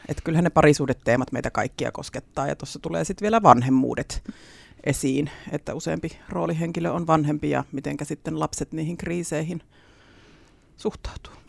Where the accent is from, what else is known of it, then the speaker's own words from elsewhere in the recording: Leppävesi, Central Finland, Finland; paluumuuttajana sitten tullut takaisin Leppävedelle